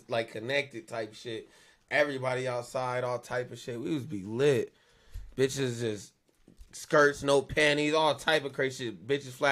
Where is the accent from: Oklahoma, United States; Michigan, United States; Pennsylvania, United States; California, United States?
California, United States; also born or lived in New Jersey; now in Pueblo, United States; I'm from California. I lived out here. And then after like high school, I moved to New Jersey